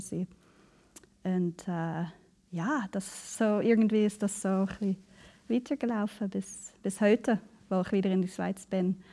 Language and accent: German; Canada; now in Basel, Switzerland; Ich bin ähm, in Kanada aufgewachsen mhm. und ganz im Norden, äh, relativ abgelegen